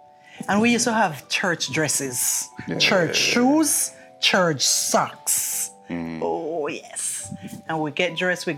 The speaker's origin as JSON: {"language": "English", "country": "Jamaica", "accent": "Jamaican", "moved": "as an adult"}